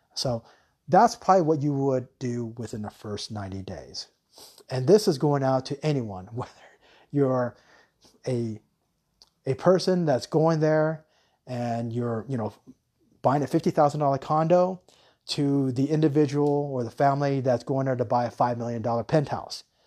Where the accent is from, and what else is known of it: United States; now in Thailand